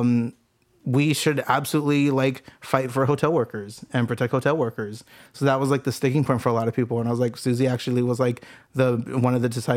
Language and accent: English; Santa Ana, California, United States; moved away as an adult; now in Long Beach, United States; I grew up in Santa Ana